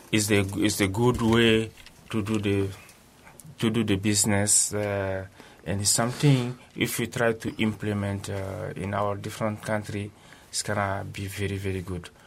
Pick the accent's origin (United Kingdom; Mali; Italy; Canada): Mali; Bamako; Yeah, I come from